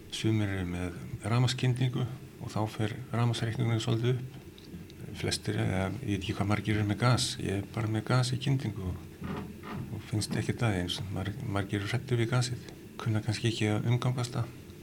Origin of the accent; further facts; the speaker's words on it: Reykjavík, Capital Region, Iceland; Við erum alltaf úr Reykjavík